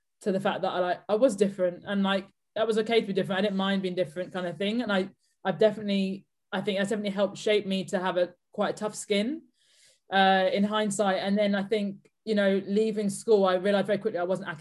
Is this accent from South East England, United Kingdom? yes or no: yes; Buckinghamshire, South East England, United Kingdom; I grew up outside of London in the suburbs of Buckinghamshire.